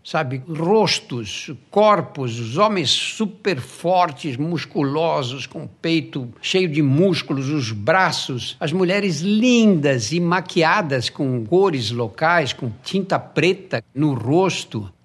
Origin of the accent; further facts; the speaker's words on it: Brazil; eu sou brasileiro